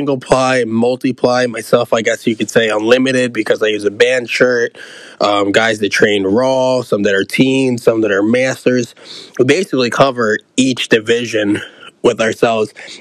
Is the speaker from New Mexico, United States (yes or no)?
no; Philadelphia, Pennsylvania, United States; growing up in South Philly, one of my favorite places to train used to be Fitness Works